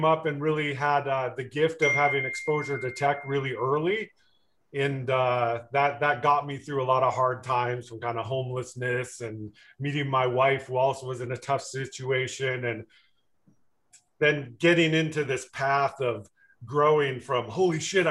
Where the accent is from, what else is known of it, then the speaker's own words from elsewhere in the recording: Richmond, Michigan, United States; moved away; also born or lived in California; I was born in Richmond, Michigan, which is a little bit north of Detroit